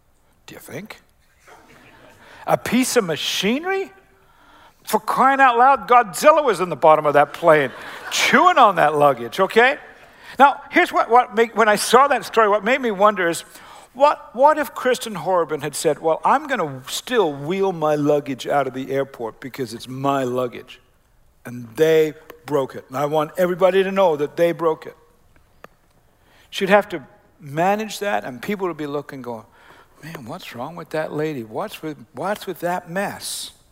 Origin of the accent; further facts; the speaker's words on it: Decatur, Illinois, United States; also born or lived in Australia / Canada / Oklahoma; And I always say, well, we're from Central Illinois. We're from Decatur. We're from First Christian Church.